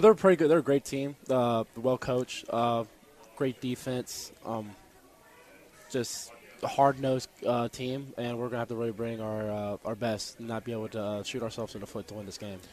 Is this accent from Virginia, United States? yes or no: yes; Roanoke, Virginia, United States; moved away as an adult; now in Harrisonburg, United States; I'm from Roanoke, Virginia